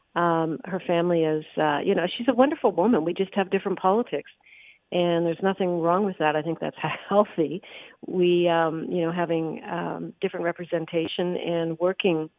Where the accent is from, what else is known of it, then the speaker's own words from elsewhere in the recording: Capreol, Ontario, Canada; I grew up in Northern Ontario in a little railroad town called Capriol